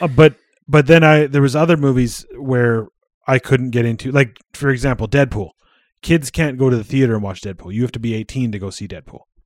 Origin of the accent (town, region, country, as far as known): Canada